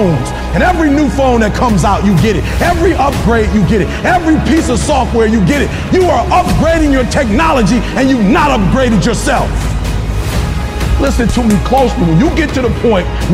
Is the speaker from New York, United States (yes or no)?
no; Detroit, Michigan, United States; I'm from Detroit, homeless